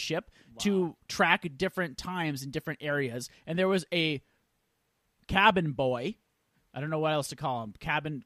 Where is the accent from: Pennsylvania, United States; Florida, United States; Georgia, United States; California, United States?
California, United States; the Bay Area; I'm from the Bay.